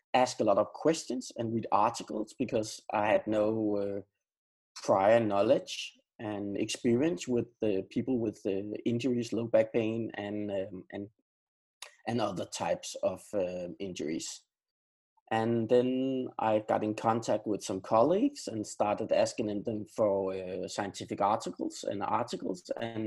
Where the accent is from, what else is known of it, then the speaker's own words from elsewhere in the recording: Denmark; now in Sweden; Now I'm living in Sweden, but I am from Denmark, and I am a Dane, but I live in Sweden right now.